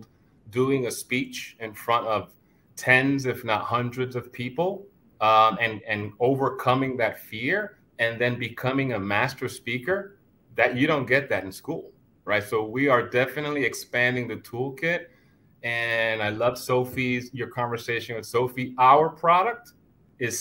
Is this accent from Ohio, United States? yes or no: no; New York City, New York, United States; Growing up in Brooklyn